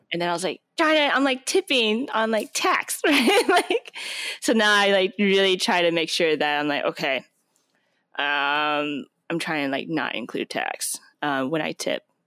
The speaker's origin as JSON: {"language": "English", "town": "Portland", "region": "Oregon", "country": "United States", "tie": "born or raised there", "moved": "as an adult", "lives_now": "Bay Area, United States", "said": "I'm from Portland, Oregon, and that's where it's at. So, my, my dad used to work for Intel, so I grew up"}